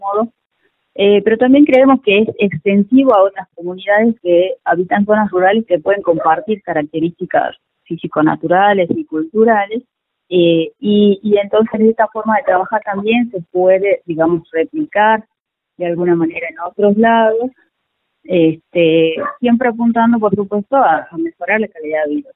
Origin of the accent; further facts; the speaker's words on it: Hipólito Yrigoyen, Salta, Argentina; now in Salta, Argentina; nací en Hipólito Yrigoyen, que es un, pueblito que está al norte de la provincia, eh, pertenece al departamento de Orán, más o menos a unos 280 kilómetros de, la capital salteña. Eh, ahí nací, bueno, fui a la escuela, al colegio